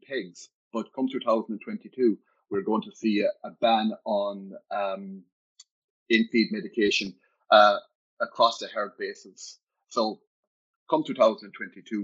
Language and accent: English; County Clare, Munster, Ireland; I was born in Ninas Diamond in County Clare, 2 miles from Lahinch. So as a child, we spent a lot of the time on the beach